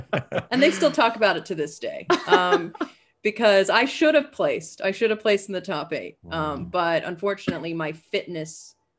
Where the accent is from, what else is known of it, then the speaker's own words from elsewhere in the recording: Arab, Alabama, United States; also born or lived in Kansas City; I grew up in a really small town for high school called Arab.